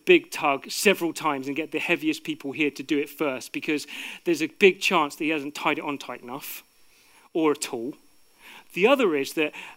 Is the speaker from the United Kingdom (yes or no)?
yes; United Kingdom; people like me who are born here